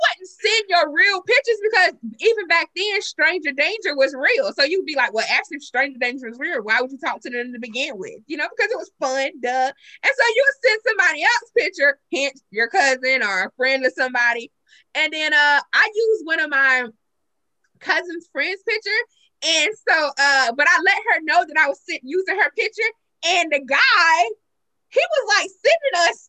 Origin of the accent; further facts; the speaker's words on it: South Carolina, United States; I'm from South Carolina. We're from South Carolina. Well, I'm from South Carolina.